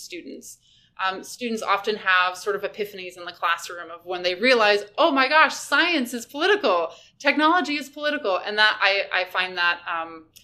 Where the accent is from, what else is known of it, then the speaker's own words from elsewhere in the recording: Redwood City, California, United States; moved away as an adult; also born or lived in San Diego, California / Seattle, Washington / Kingston, Ontario; I was a native of the San Francisco Bay Area. I grew up in Redwood City